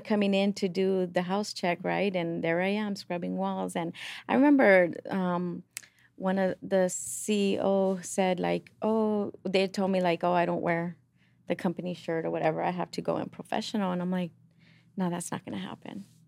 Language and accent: English; Los Angeles, California, United States; from East L